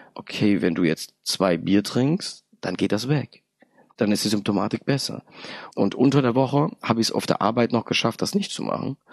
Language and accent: German; Darmstadt, Hesse, Germany; born or raised there; also born or lived in Poland